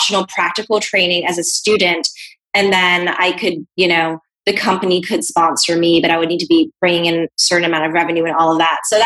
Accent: Hong Kong; moved away; also born or lived in New Zealand / Bahamas / Canada; Yeah, so I grew up in Hong Kong, and I have a New Zealand passport.

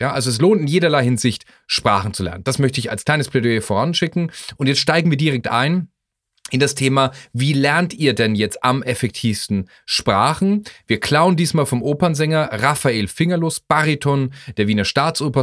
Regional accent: Germany; als Deutscher

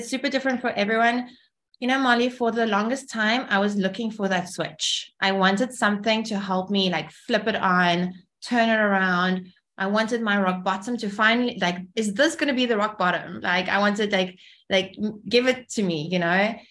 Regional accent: Cape Town, Western Cape, South Africa; English is a second language; also born or lived in Kyiv, Ukraine; we moved from Kiev to Cape Town. I was only six

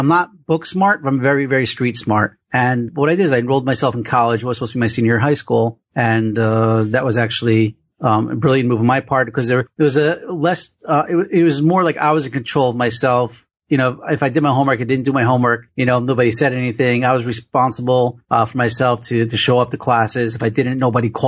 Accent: Passaic, New Jersey, United States; I was born and raised in Passaic, New Jersey.

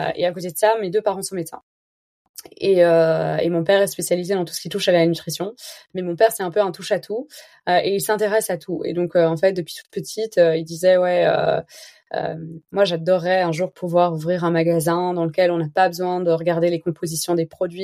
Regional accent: Belgium; je suis belge

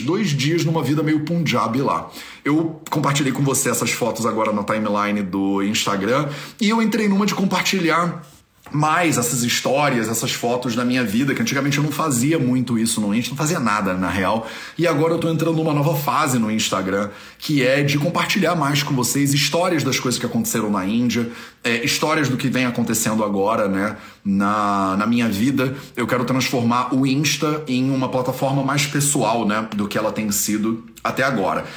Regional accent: Brazil; eu sou brasileiro, eu nem sou daqui.

